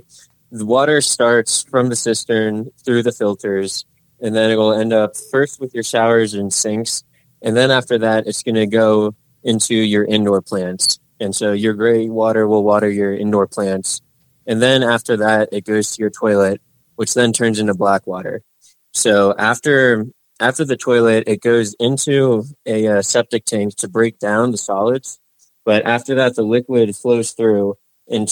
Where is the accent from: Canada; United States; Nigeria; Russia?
United States; Fort Myers Beach, Florida; moved away as an adult; also born or lived in Georgia; now in New Mexico, United States; I was raised on a small barrier island in Florida